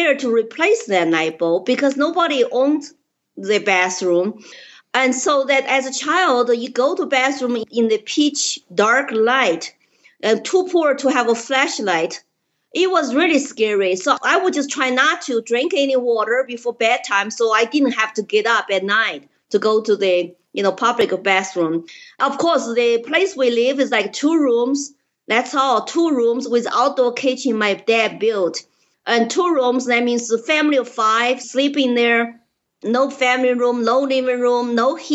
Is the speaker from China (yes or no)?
yes; Chengdu, Sichuan, China; English is a second language; moved away as an adult; now in Colorado, United States; I was born in Chengdu, Sichuan province, 2 years before Mao's Cultural Revolution.